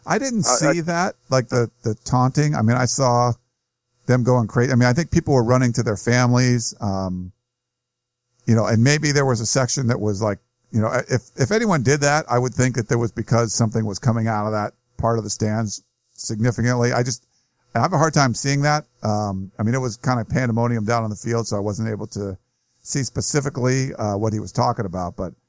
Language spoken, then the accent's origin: English; Pasadena, California, United States; I grew up in Pasadena. I live there today. Played ball in the 70s locally.